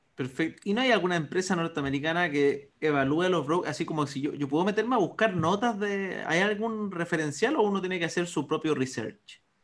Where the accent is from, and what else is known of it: Chile